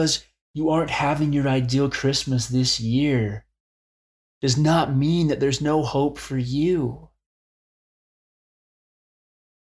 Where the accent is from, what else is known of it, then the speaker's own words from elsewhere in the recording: Arizona, United States; I grew up in Arizona and still live there